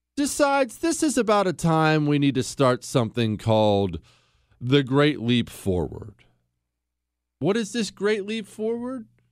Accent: United States; I'm an American.

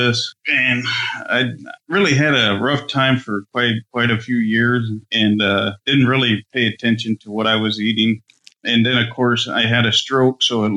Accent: Aransas Pass, Texas, United States; I'm born and bred in South Texas, in Corpus, okay. Aransas Pass.

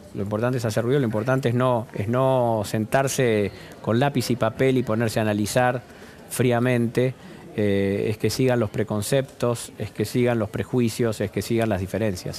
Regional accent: Argentina

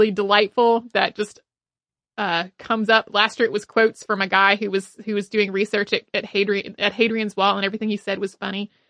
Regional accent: Australia; Growing up in Australia in the 90s, when we learned about World War

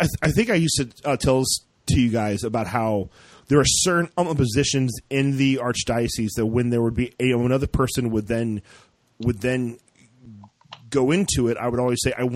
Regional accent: Dayton, Ohio, United States; I'm from Dayton, Ohio

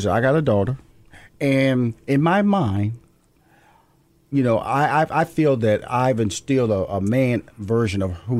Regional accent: Houston, Texas, United States; I come from Fifth Ward, Texas. Okay. Typically, you know, I'm supposed to be just a guy who doesn't make it.

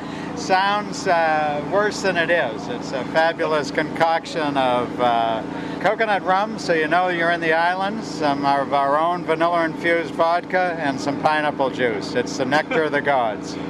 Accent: Boston, Massachusetts, United States; moved away as an adult; now in Grand Turk, Turks and Caicos; I grew up in Boston.

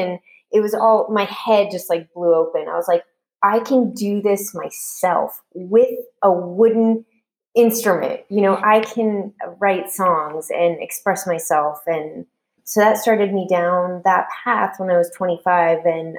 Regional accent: Washington, District of Columbia, United States; So I ended up going to Catholic University because I got a full ride in my hometown.

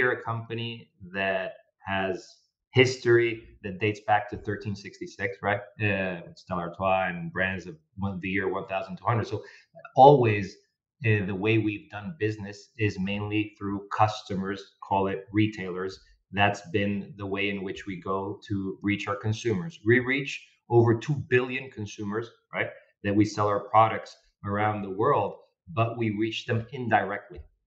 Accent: Argentina; moved away as an adult; also born or lived in North America; I joined the company back in Argentina, my home country

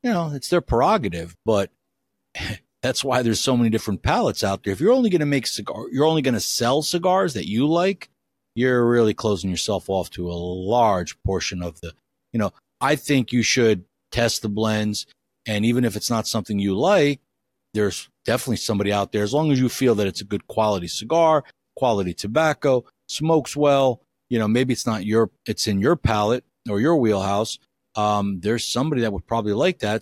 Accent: United States; I'm an American and live in the U S

